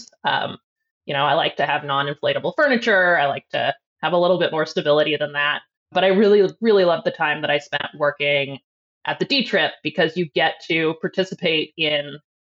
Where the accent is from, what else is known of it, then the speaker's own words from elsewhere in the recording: Aurora, Colorado, United States; moved away as an adult; also born or lived in Missouri / California; I grew up just outside of Denver in Aurora.